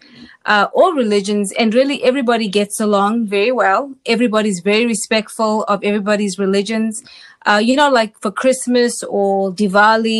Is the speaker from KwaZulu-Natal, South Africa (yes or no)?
yes; Durban, KwaZulu-Natal, South Africa; moved away as an adult; now in United States; I was born in Durban, South Africa, which is the largest port in Southern Africa. I was there from, of course, birth till age 19 when I came to the United States